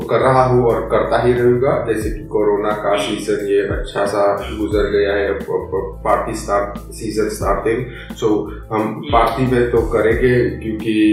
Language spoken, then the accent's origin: Hindi; India; तो क्योंकि मैं क्योंकि मैं इंडियन हूँ मैं मैं म्यूजिशियन हूँ